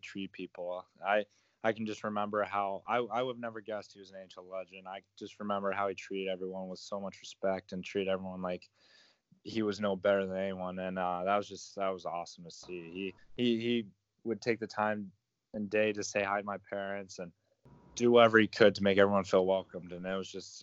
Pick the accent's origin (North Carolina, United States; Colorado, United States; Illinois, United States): Colorado, United States; Elizabeth; I'm from Colorado, born and raised